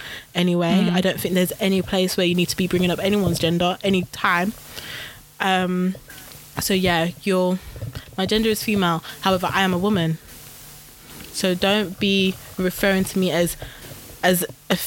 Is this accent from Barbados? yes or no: no; Midlands, United Kingdom; I'm from the Midlands, guys. Like, we don't pronounce T's, we don't pronounce G's